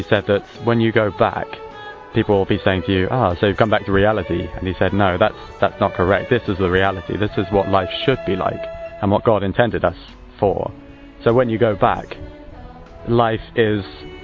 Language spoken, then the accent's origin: English; Chichester, South East England, United Kingdom; I come from Chichester, which is in the Arundel and Brighton